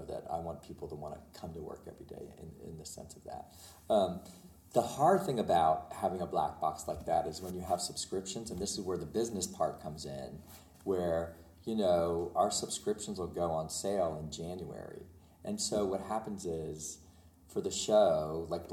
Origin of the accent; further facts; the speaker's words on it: Pennsylvania, United States; I grew up in Pennsylvania, it was like 2 hours from New York City